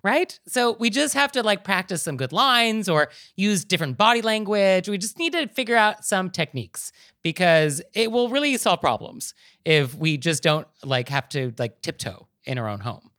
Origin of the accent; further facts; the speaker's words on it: Marin County, California, United States; I am from Marin County